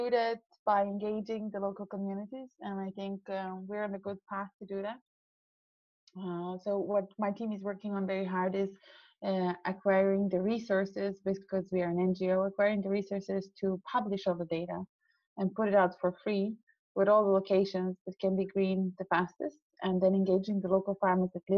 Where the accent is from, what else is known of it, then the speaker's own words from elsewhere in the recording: Serbia; moved away; also born or lived in Austria; I come from Serbia, yeah. So since I was 5 until I was 15, I lived through like 4 or 5 different wars